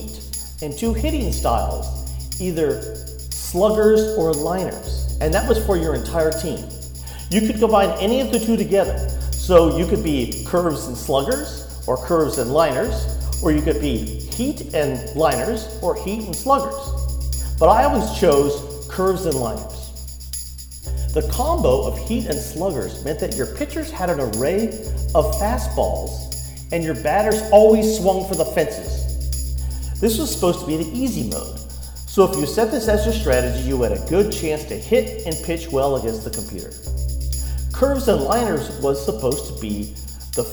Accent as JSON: {"language": "English", "region": "Southern California", "country": "United States", "tie": "born or raised there", "said": "Growing up in Southern California also meant that we had sun most days"}